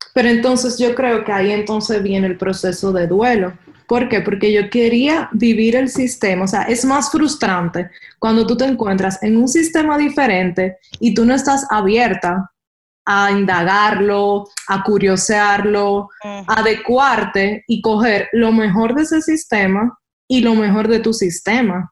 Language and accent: Spanish; Dominican Republic; moved away as an adult; como buen dominicano